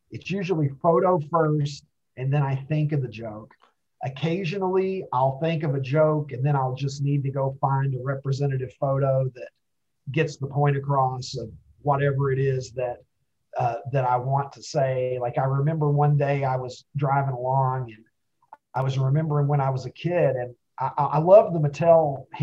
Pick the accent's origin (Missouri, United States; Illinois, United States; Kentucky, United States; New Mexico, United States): Kentucky, United States; when I was a kid uh, growing up in Kentucky.